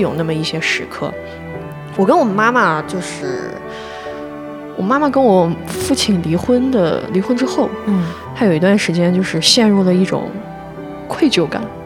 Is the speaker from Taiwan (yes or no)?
no; northern China, China; 因为我是北方人，北方男孩儿个子又都高